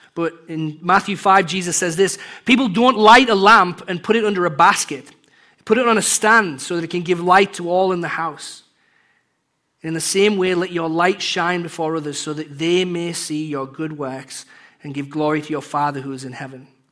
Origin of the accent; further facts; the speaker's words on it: England, United Kingdom; moved away; growing up in England